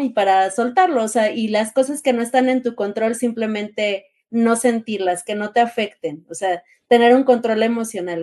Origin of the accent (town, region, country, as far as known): Mexico